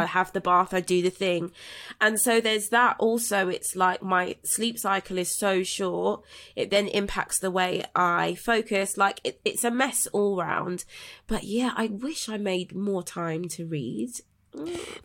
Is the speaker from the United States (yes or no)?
no; London, United Kingdom; I was raised in South London in Brixton